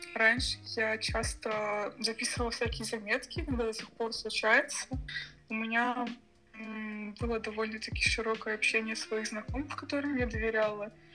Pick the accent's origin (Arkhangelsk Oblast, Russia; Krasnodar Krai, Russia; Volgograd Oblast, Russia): Krasnodar Krai, Russia; Sochi; also born or lived in Moscow; Живу я в городе Сочи. Точнее, я здесь родилась и недавно вернулась после двух лет в Москве